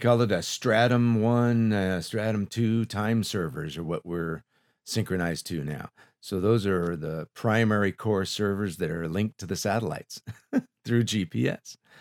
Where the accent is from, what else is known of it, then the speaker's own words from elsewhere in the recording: Los Angeles, California, United States; I grew up in Silmar